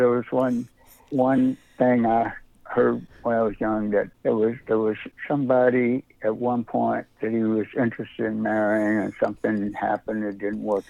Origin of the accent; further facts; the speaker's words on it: Louisville, Kentucky, United States; moved away; also born or lived in Philadelphia; I grew up in Louisville